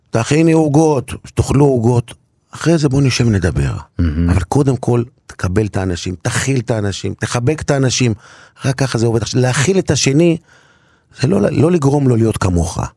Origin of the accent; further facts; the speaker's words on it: Kiryat Shmona, Northern District, Israel; moved away; אני בתור ילד, בבית הכנסת בקריית שמונה, אבא שלי היה גבאי של בית כנסת גדולה מאוד ומרשימה מאוד בקריית שמונה